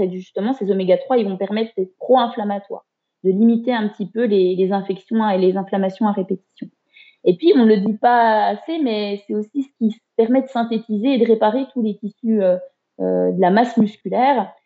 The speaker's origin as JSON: {"language": "French", "area": "Haut-Doubs, near Morteau, Pontarlier", "region": "Bourgogne-Franche-Comté", "country": "France", "tie": "born or raised there", "moved": "as an adult", "lives_now": "Besançon, France", "said": "je suis originaire du Haut-Doubs, hein, du, du, côté de Morteau, Pontarlier."}